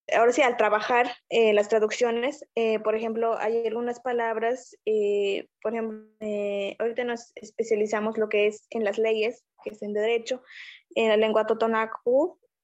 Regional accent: Lipuntahuacahuetla, Puebla, Mexico; soy de Lipuntahuacahuetla, Puebla, perteneciente a un pueblo originario

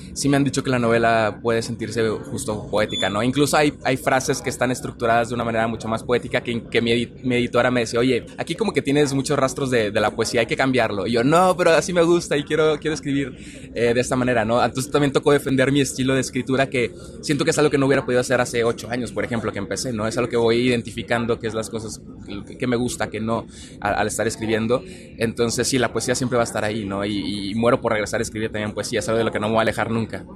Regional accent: Monterrey, Nuevo León, Mexico; yo soy regio

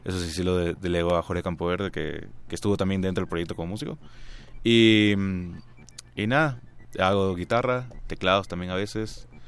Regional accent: Guayaquil, Guayas, Ecuador; also born or lived in Buenos Aires, Argentina; Nací en Guayaquil, eh, crecí, eh, viví, bueno, ahí he vivido toda mi vida. Cuatro años viví en Buenos Aires

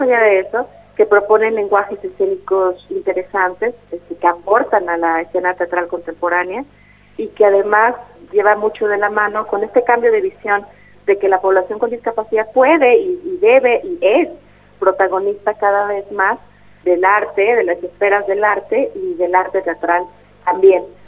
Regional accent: Oaxaca de Juárez, Oaxaca, Mexico; soy ah, originaria de Oaxaca, de Oaxaca de Juárez

